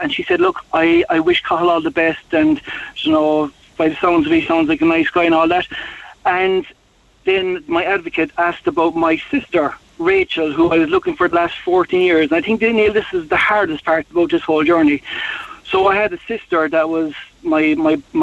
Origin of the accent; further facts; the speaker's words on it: Mallow, Munster, Ireland; I'm from Mallow myself